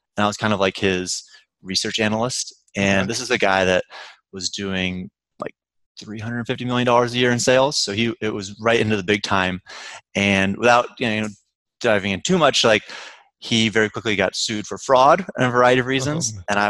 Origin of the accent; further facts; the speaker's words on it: Tampa, Florida, United States; moved away as an adult; also born or lived in Tallahassee, Florida / New York City; I grew up in Tampa, Florida. I went to school for real estate at Florida State University up in Tallahassee.